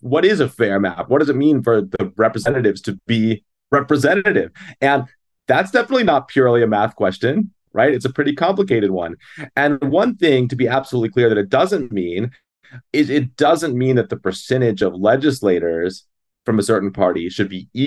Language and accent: English; Maryland, United States; now in Wisconsin, United States; my home state, actually, where I came from